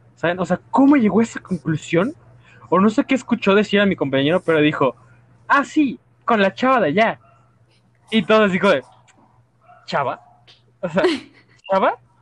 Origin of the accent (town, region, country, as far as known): Mexico